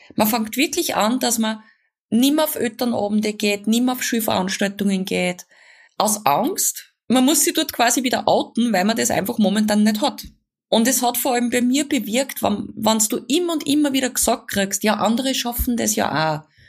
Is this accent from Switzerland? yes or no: no; Upper Austria, Austria; bei uns in Oberösterreich